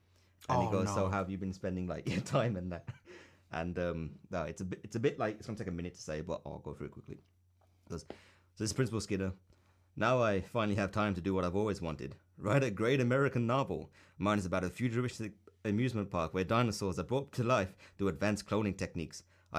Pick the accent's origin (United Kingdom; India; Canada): India; I'm Indian